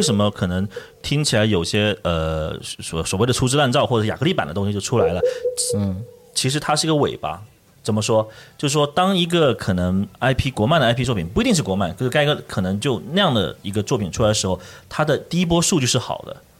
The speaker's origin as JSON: {"language": "Chinese", "country": "China", "said": "我们中国人其实不乏做这种微创新的能力的"}